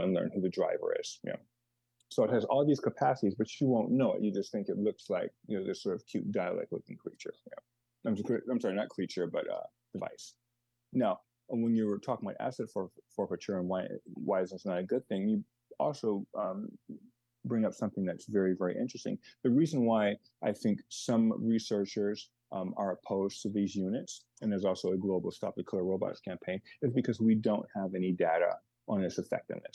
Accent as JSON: {"language": "English", "town": "Los Angeles", "region": "California", "country": "United States", "tie": "born or raised there", "moved": "yes", "lives_now": "Chicago, United States", "said": "I was born in Los Angeles and was raised there and here in Chicago. So I consider myself Chicagoan, but I'm a Los Angeles person at heart"}